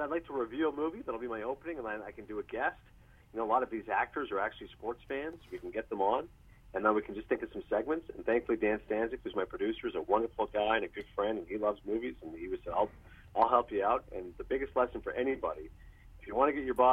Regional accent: Kingston, Ontario, Canada; moved away as an adult; also born or lived in Toronto; now in United States; I was born in Toronto. I grew up in Kingston." And then in rural Ontario

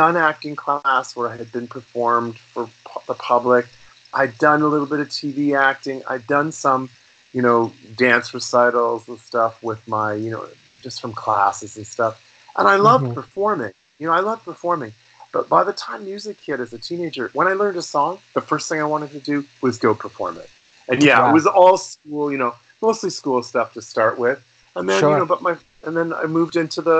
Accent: Toronto, Ontario, Canada; also born or lived in Los Angeles; here in Toronto when I was a kid. I grew up downtown in the Annex

